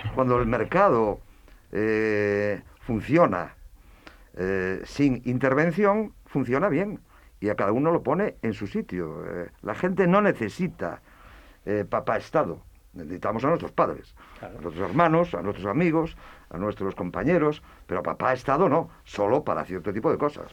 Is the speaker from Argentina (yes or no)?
no; Ourense, Galicia, Spain; en Orense, yo soy de Orense, de Galicia